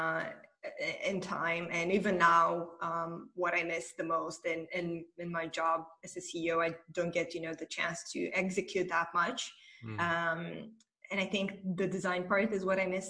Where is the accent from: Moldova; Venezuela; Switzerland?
Moldova; moved away as an adult; now in Romania; I'm originally from Republic of Moldova, and I moved to Romania a few years ago.